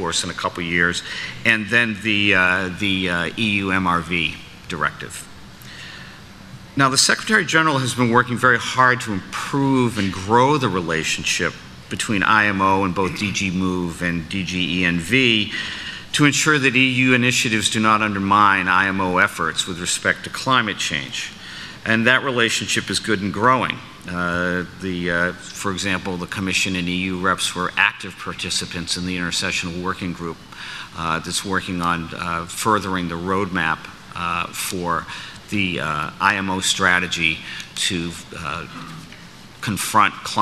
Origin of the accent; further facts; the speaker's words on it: United States; my home country